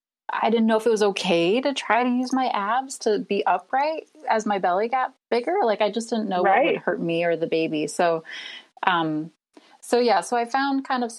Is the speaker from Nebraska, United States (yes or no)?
yes; Nebraska, United States; now in Cleveland, United States; I live in Cleveland, Ohio. I'm originally from Nebraska.